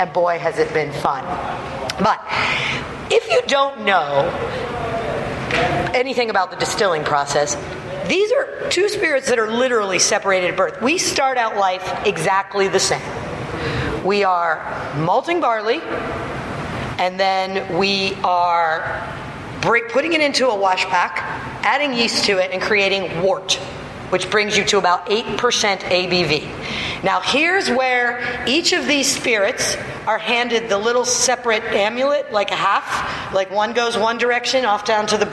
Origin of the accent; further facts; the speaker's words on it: Pittsburgh, Pennsylvania, United States; I'm from Pittsburgh.